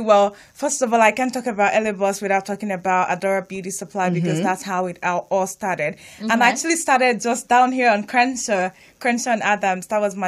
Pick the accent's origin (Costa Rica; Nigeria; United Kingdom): Nigeria; English is a second language; now in Hawthorne, United States; I'm Nigerian.